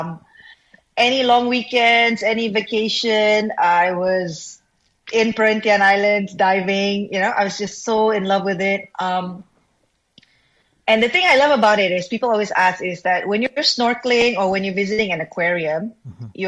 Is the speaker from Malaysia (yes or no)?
yes; Subang Jaya, Selangor, Malaysia; I'm from Subang Jaya